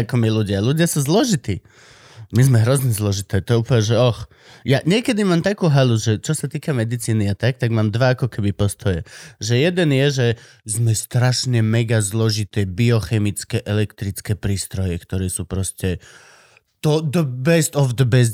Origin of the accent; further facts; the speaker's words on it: Banská Štiavnica, Banská Bystrica Region, Slovakia; Banská šťavnica, born and raised. A nie, narodil som sa v Bystrici